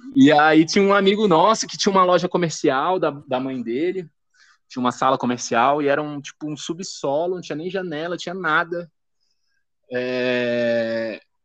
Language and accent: Portuguese; Brasília, Federal District, Brazil; Sou de Brasília